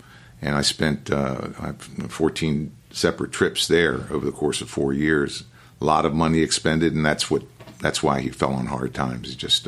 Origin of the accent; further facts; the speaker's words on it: Annapolis, Maryland, United States; I'm born and raised in Annapolis.